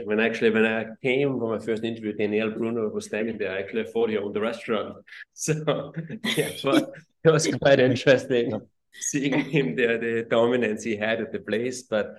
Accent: Austria; moved away as an adult; also born or lived in New York; I grew up in Austria. I grew up in the restaurant industry.

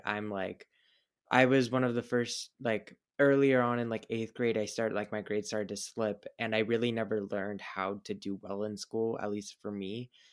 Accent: Hillsborough, New Jersey, United States; also born or lived in Marlboro, New Jersey / Belgium; I moved to Hillsboro when I was about three, turning four

